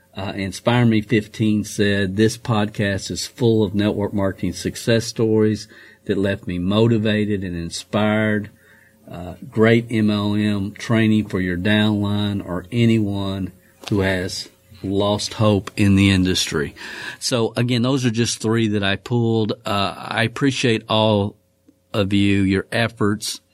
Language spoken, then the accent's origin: English; Kentucky, United States; my home state of Kentucky